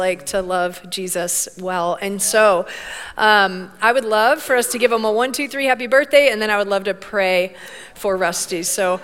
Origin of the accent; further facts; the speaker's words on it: Bradenton, Florida, United States; I grew up down in Bradenton, Florida